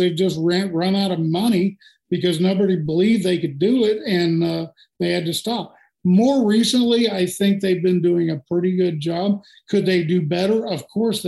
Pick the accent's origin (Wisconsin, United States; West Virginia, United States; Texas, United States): Texas, United States; Houston; now in Marathon, United States; I was born in Houston